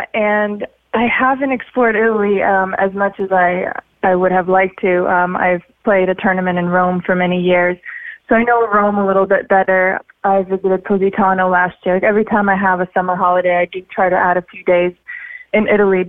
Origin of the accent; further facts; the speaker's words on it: Sochi, Krasnodar Krai, Russia; also born or lived in Siberia / Florida; now in Los Angeles, United States; I grew up in Sochi in Russia, even though I was born in Siberia. Then I was in Florida and now I spent a lot of time in Los Angeles.